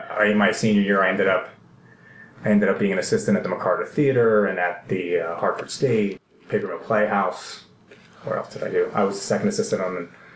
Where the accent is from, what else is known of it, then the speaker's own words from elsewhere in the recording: Greece; moved away; my home country